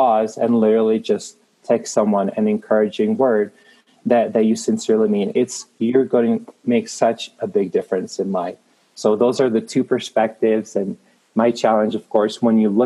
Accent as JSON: {"language": "English", "region": "Prague", "country": "Czechia", "tie": "born or raised there", "moved": "as an adult", "lives_now": "Denver, United States", "said": "I am Czech made. I was born in Prague in the Czech Republic. In a nutshell, came to the United States when I was 18 as an exchange student"}